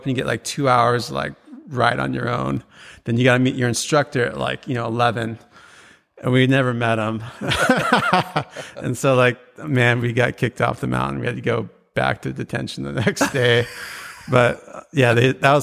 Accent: Juneau, Alaska, United States; now in Arizona, United States; born and raised in Juneau, Alaska

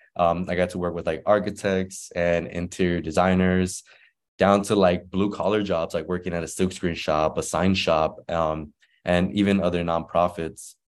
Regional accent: Inglewood, California, United States; also born or lived in Guadalajara, Mexico; I was born in Guadalajara, Mexico, uh, and then my parents migrated to Inglewood, uh, when I was about one

